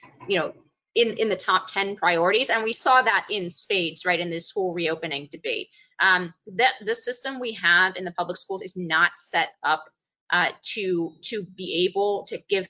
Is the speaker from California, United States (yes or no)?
yes; Bay Area, California, United States; the very liberal town in which I grew up in the Bay Area in California